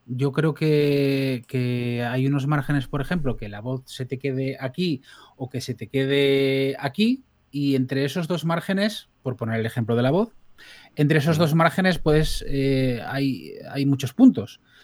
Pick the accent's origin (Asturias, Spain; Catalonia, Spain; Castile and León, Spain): Asturias, Spain; Blimea; yo vengo de un pueblo de la cuenca del Nalón, en más o menos el centro de Asturias, la cuenca buena.